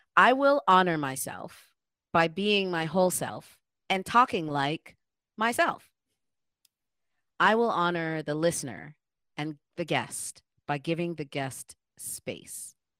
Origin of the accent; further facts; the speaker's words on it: Ghana; now in Toronto, Canada; I'm also Black, I'm an African, I'm a Ghanaian, I'm an immigrant